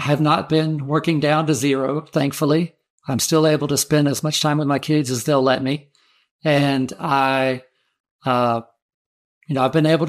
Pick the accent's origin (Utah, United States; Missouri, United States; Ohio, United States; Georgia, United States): Georgia, United States; I'm from Georgia